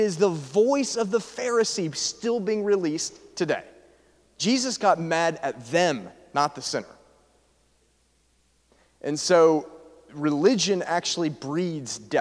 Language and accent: English; Atlanta, Georgia, United States; I was raised in Atlanta